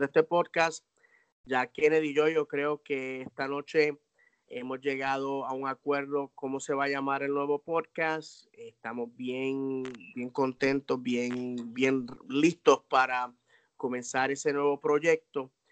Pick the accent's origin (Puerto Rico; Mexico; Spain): Puerto Rico; yo soy hispano, yo soy puertorriqueño